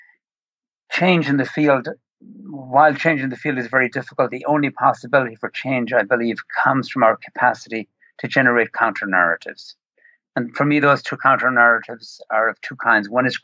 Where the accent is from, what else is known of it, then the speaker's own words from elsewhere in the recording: Ireland; moved away as an adult; now in Long Island, New York, United States; I grew up in Ireland